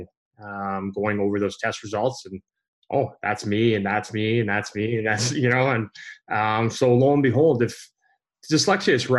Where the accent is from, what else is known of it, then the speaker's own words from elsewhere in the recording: Canada; growing up in Canada